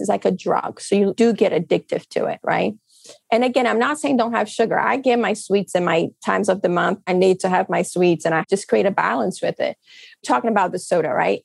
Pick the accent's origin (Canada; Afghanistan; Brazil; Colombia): Brazil; English is a second language; now in United States; I come from Brazil. I've seen poverty in my life. I grew up with poverty all around me.